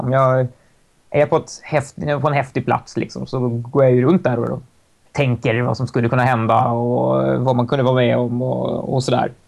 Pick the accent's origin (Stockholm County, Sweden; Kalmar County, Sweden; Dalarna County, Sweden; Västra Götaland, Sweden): Stockholm County, Sweden; Stockholm; för mig som stockholmare